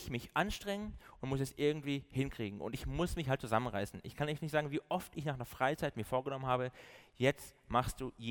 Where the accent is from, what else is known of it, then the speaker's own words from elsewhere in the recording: Baden-Württemberg, Germany; accent: Swabian; ich komme so aus dem Süden, bin eigentlich ein Schwabe, aber habe mir das Schwäbisch.